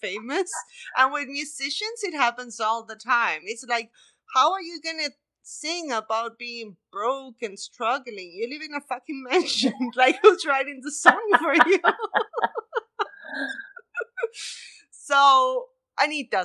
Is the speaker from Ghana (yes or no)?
no; Argentina; moved away; I'm from Argentina and it's a different reality to the States